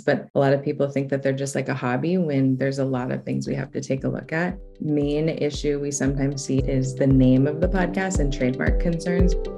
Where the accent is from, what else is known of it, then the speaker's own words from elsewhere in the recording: Los Angeles, California, United States; I was raised in Los Angeles in the South Bay area.